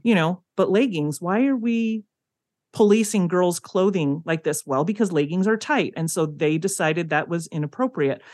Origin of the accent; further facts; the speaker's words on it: California, United States; moved away as an adult; now in Provo, United States; I come from California, but I haven't lived there since I was eighteen